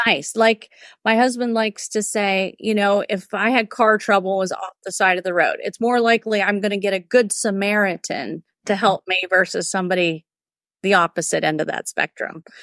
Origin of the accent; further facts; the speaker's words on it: California, United States; moved away as an adult; also born or lived in Whittier, California; now in Austin, United States; I'm native Californian and transplant to Austin, Texas. I've been here for six years